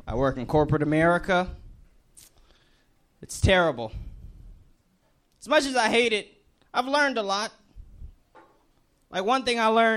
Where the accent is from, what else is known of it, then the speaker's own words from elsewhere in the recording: Hartford, Connecticut, United States; I'm actually from Connecticut, from Hartford.